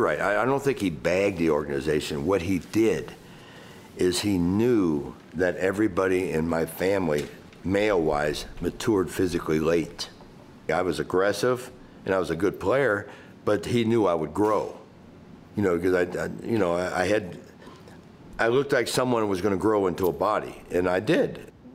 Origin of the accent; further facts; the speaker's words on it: Cincinnati, Ohio, United States; I'm from Cincinnati